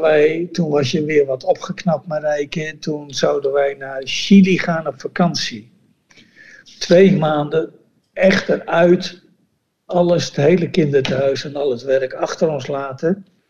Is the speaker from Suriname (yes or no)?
no; Netherlands; moved away as an adult; also born or lived in Bolivia; toen wij je weggingen als Nederlander